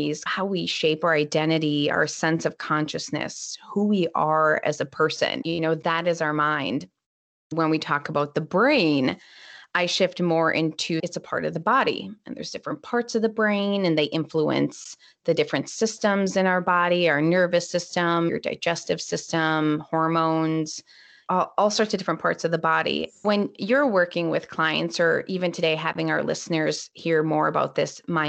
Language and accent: English; Minnesota, United States; I'm from Minnesota, so it's usually kind of cold